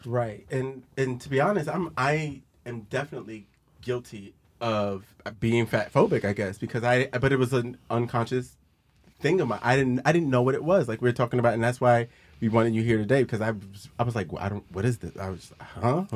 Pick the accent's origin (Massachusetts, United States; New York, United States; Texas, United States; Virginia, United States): Virginia, United States; I was raised in Virginia for the most part